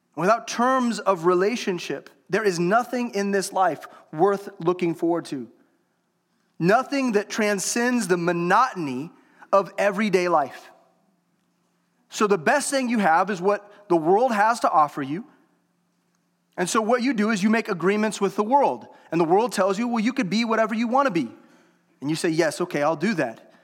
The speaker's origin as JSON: {"language": "English", "country": "United States", "tie": "born or raised there", "said": "I was born in America"}